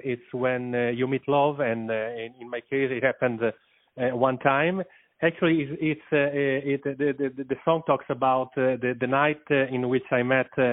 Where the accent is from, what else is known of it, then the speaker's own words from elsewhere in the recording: Italy; I'm from Italy